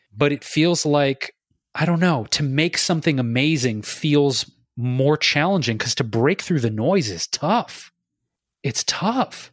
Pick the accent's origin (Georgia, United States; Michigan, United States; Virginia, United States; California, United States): Michigan, United States; Detroit; growing up in Detroit